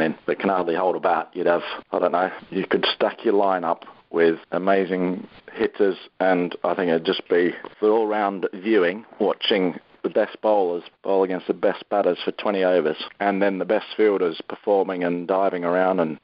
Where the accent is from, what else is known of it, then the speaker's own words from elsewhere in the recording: Victoria, Australia; moved away as an adult; also born or lived in Yorkshire; I grew up in Australia